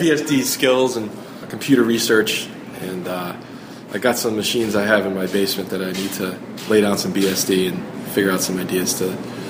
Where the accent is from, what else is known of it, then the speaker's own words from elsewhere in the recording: Connecticut, United States; I'm from Connecticut